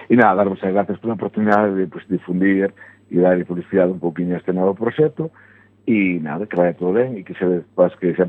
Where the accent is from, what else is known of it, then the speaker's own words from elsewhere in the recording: Arteixo, Galicia, Spain; also born or lived in Santa Comba; tenho agora 48, pois pues, levo llevo 43 anos de vino pastoriza. Se non son de pastoriza, pois pues, non sei onde son daquela.